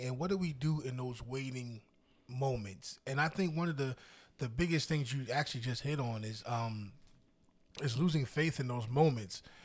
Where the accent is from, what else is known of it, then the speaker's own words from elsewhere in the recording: New Jersey, United States; moved away as an adult; also born or lived in Pennsylvania; I was born and raised in Jersey